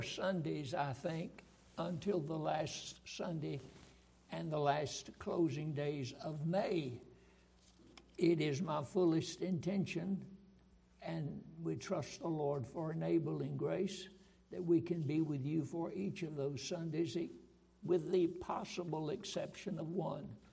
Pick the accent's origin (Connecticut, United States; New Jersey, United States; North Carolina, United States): North Carolina, United States; Roxboro; I was raised in Roxboro, North Carolina